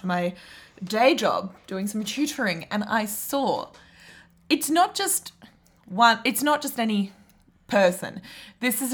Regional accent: Western Australia, Australia; I'm born and bred West Australian immigrant, not from Africa.

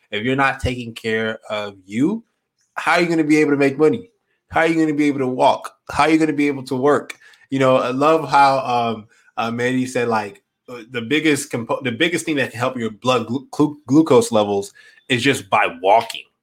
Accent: Morocco; I'm from Morocco, so

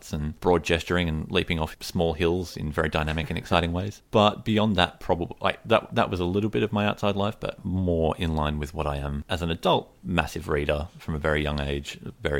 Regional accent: Sydney, New South Wales, Australia; I grew up, for the most part, you know, my early childhood years were in the wonderfully named Western Sydney suburb of Rooty Hill.

